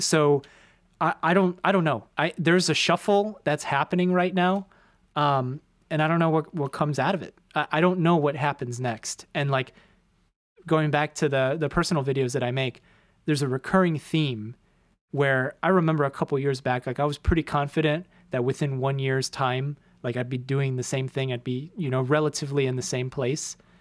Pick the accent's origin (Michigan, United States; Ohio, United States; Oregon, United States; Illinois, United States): Illinois, United States; Chicago; moved away as an adult; now in New York City, United States; left my hometown, come to a completely different place where I know one person amongst nine million people